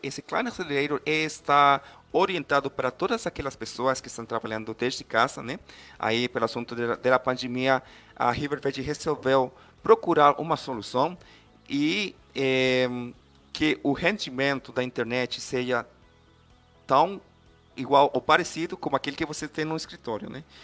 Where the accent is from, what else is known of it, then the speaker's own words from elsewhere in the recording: Costa Rica; Portuguese is a second language; eu sou costarriquenho, então se eu falar alguma palavra aí estranha, me, me desculpam aí. É, meu português ainda não é tão completo como eu quiser